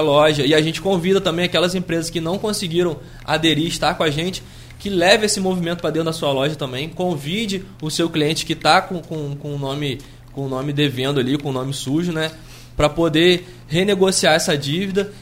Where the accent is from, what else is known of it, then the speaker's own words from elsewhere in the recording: Brazil; a gente, enquanto brasileiro